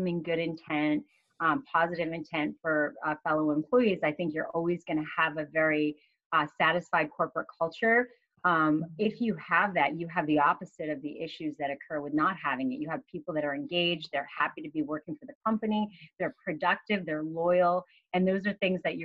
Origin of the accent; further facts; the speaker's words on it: Massachusetts, United States; I grew up in Massachusetts